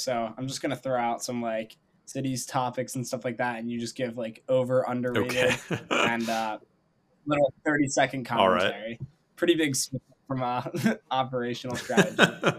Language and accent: English; Northeast, United States; Yeah, I'm from like the Northeast area too.